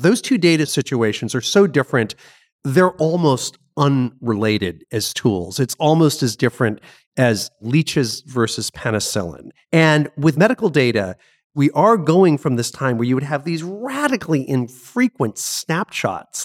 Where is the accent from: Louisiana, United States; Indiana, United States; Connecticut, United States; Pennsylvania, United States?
Connecticut, United States; I grew up in Connecticut